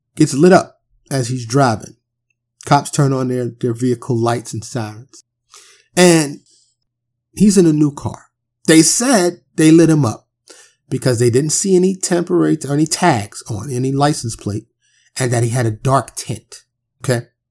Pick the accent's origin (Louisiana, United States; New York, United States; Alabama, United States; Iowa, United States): New York, United States; New York City; moved away; growing up in Harlem and the, and the Bronx